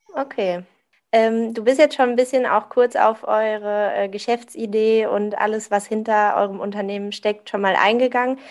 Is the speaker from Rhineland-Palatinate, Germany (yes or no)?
yes; Vulkaneifel, Rhineland-Palatinate, Germany; ich komme auch so aus der Ecke Vulkaneifel